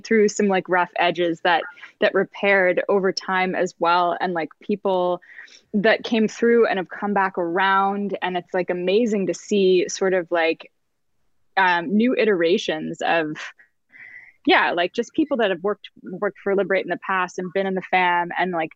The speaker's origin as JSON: {"language": "English", "country": "Canada", "also_born_or_lived": "New York / Los Angeles", "moved": "as an adult", "said": "I'm from like small town Canada"}